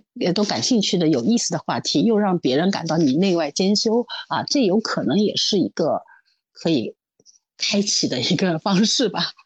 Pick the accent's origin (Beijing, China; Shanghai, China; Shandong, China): Shanghai, China; 因为我上海人嘛